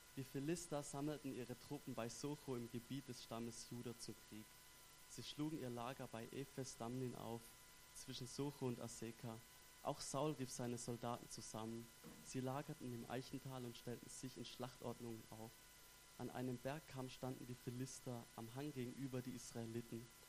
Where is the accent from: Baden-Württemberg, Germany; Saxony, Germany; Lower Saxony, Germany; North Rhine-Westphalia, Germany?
Baden-Württemberg, Germany; Stuttgart; accent: Swabian; moved away as an adult; now in Basel, Switzerland; ich komme ursprünglich aus Stuttgart, her im wunderschönen Baden-Württemberg